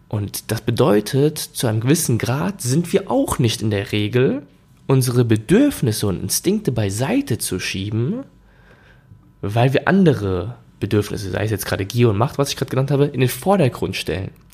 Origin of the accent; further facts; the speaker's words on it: Germany; bei uns in Deutschland